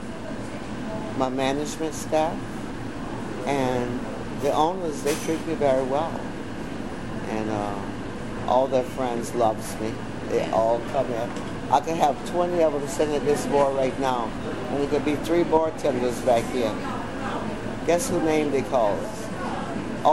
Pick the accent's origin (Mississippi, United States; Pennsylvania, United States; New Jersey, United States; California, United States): Mississippi, United States; Tallatown; now in New Orleans, United States; born and raised in Tallatown, Mississippi